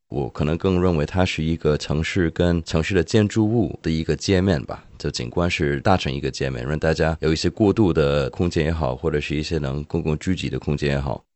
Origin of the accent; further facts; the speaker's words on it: Hong Kong; 我的家乡香港